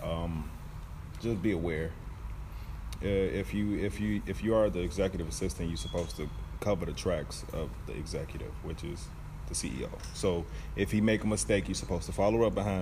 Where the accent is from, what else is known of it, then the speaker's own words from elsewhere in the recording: Chicago, Illinois, United States; Chicago, Illinois, from the south side of Chicago.